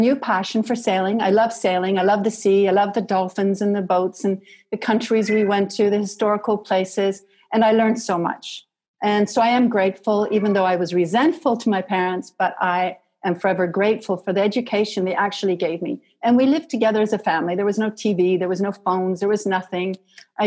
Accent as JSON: {"language": "English", "country": "Canada", "tie": "born or raised there", "said": "So I grew up in Canada, and I grew up with horses."}